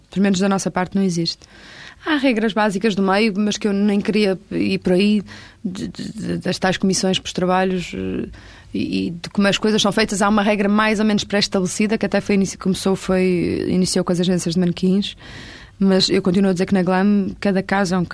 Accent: Porto, Norte, Portugal; born there; Porque eu, eu, nasci no Porto

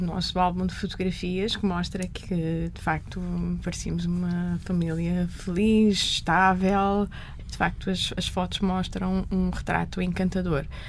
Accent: Lisbon, Portugal; As minhas recordações mais antigas são já em Lisboa, num restaurante que nós tínhamos por baixo da nossa casa

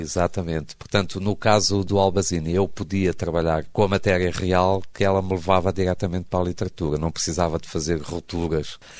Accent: Beira, Sofala, Mozambique; moved away; also born or lived in Porto, Portugal; na cidade da Beira, que foi onde eu cresci, onde me tornei adolescente

